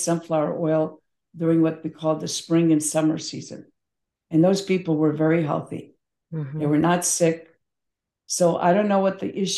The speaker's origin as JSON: {"language": "English", "town": "Belgrade", "country": "Serbia", "tie": "born or raised there", "moved": "yes", "said": "I was born in Belgrade, former Yugoslavia, now Serbia. My mother, when I was a child, used to go to the open air market"}